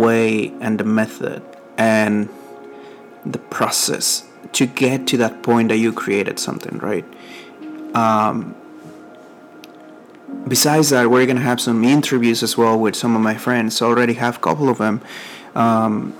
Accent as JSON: {"language": "English", "country": "Mexico", "accent": "Mexican", "first_language": "Spanish", "second_language": "English", "moved": "yes", "lives_now": "San Antonio, United States", "said": "I'm from Mexico, and I live here in San Antonio, Texas."}